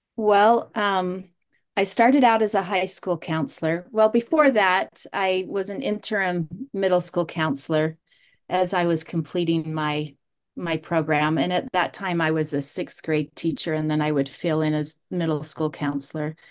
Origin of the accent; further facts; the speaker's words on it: South Jordan, Utah, United States; also born or lived in Sanpete County, Utah; I grew up in South Jordan and went to Bingham High School